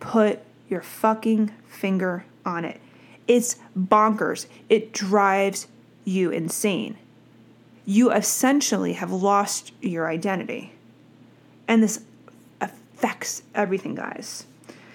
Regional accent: New Jersey, United States; I'm from Jersey

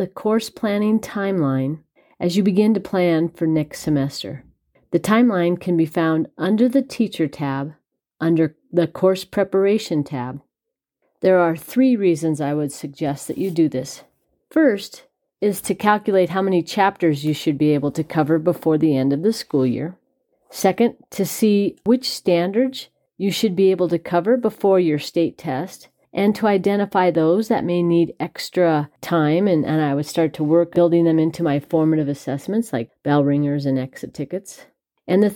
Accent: Colorado Springs, Colorado, United States; I'm from Colorado Springs, Colorado.

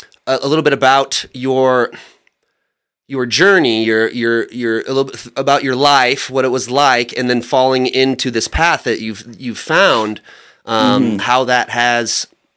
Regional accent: Bay Area, California, United States; where we grew up too, in the Bay Area.

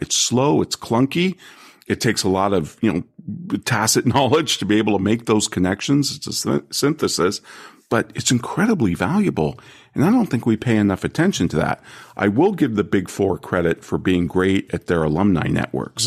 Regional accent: California, United States; I'm from California

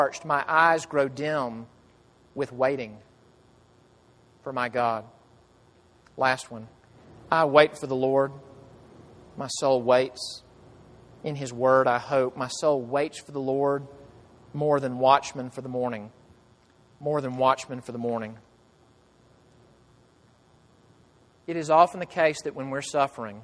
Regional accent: United States; as an American

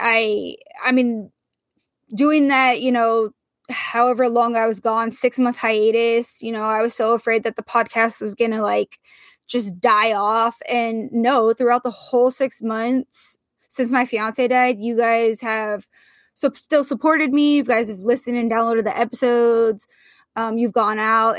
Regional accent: Portland, Oregon, United States; my hometown of Portland, Oregon

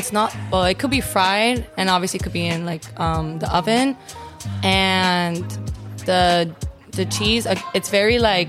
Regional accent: Miami, Florida, United States; accent: Miami accent; moved away as an adult; now in Tampa, United States; I was born and raised in Miami. I come from a Hispanic household. My parents are from Venezuela.

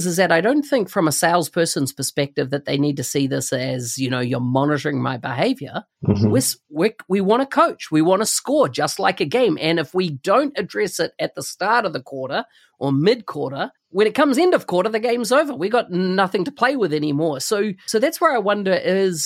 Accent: New Zealand; I come from New Zealand

